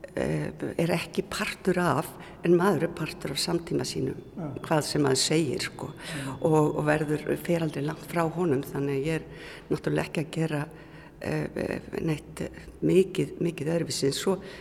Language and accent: Icelandic; Reykjavík, Capital Region, Iceland; moved away as an adult; also born or lived in Akranes; ég er fættu uppalinn í Reykjavík